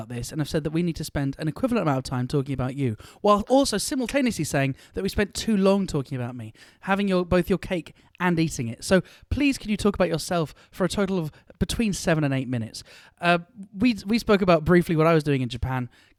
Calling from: United Kingdom; calling in from the UK.

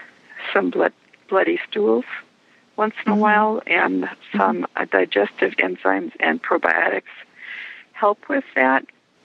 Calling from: Sheboygan, Wisconsin, United States; I'm calling from Sheboygan, Wisconsin.

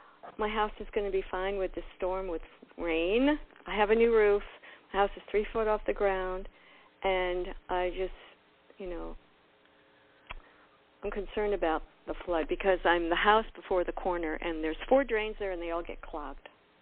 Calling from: Miami, Florida, United States

